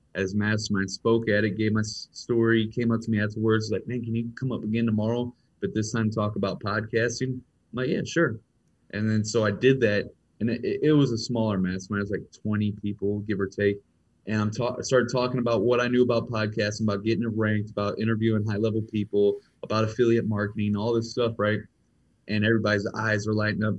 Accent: Ferguson, Missouri, United States; I grew up in Ferguson, Missouri.

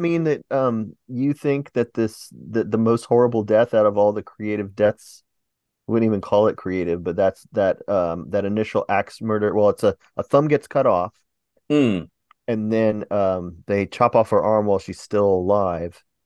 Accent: Atlanta, Georgia, United States; I was from the Atlanta area

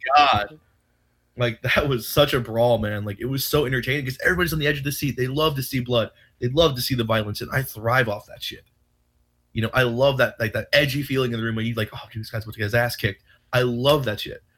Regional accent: Rocky Point, New York, United States; I'm from Rocky Point, New York

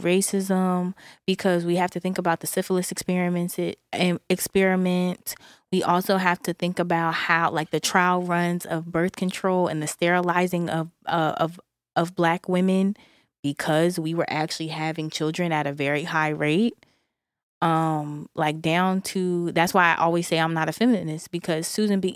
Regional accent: Philadelphia, Pennsylvania, United States; even though I'm from Philadelphia, I did not grow up in a Philly-ish environment

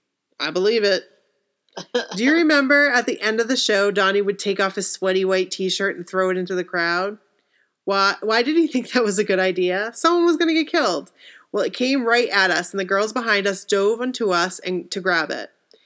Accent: Massachusetts, United States; I'm from Mass, so it wasn't a surprise I went to college in Boston.

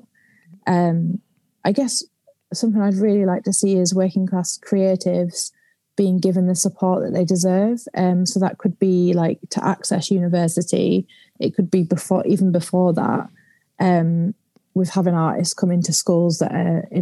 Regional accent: the north of England, United Kingdom; also born or lived in London

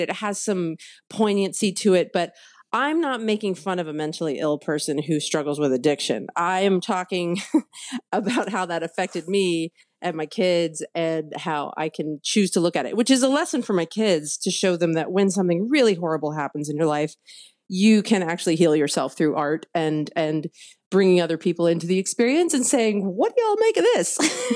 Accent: Houston, Texas, United States; moved away; growing up in West Houston

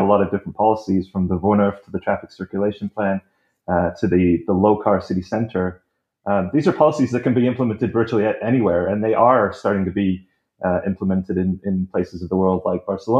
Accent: Canada; moved away as an adult; now in Netherlands; I am a Canadian

